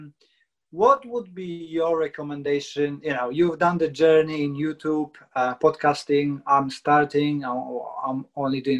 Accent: Krakow, Lesser Poland, Poland; English is a second language; moved away; I'm from Krakow, so South. They say we sing. Instead of talking, we sing.

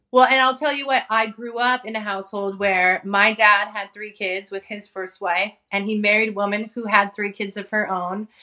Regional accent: San Francisco Bay Area, California, United States; also born or lived in Hawaii; grew up in Hawaii until I was about eleven, and then I moved to the Bay Area, and that's that's kinda where I grew up, in the San Francisco Bay Area

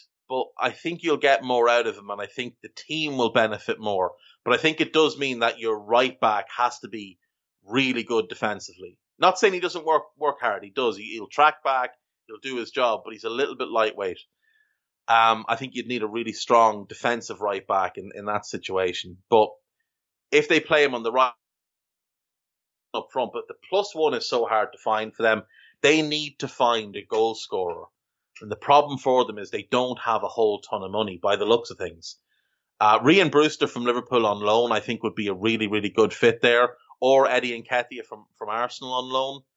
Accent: Navan, Leinster, Ireland; It's my accent. It does not allow me to fully enunciate people's names properly.

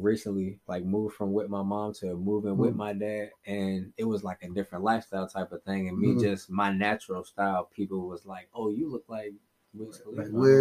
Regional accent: Smithfield, Virginia, United States; I'm from Smithfield, Virginia.

